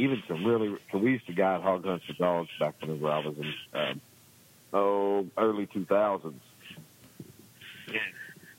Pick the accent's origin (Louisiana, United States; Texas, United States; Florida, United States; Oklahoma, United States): Texas, United States; Gordon; But, yep, that's my hometown area.